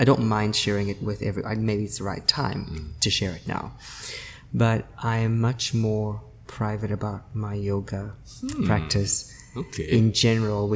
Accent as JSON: {"language": "English", "country": "South Africa", "tie": "born or raised there", "also_born_or_lived": "Beijing, China / Shanghai, China", "moved": "as an adult", "lives_now": "Singapore", "said": "I studied and lived and studied and was born obviously in South Africa"}